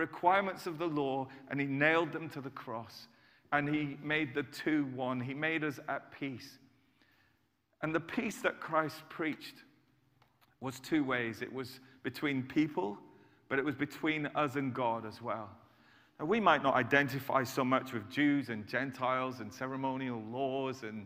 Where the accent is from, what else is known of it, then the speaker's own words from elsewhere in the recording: United Kingdom; I'm British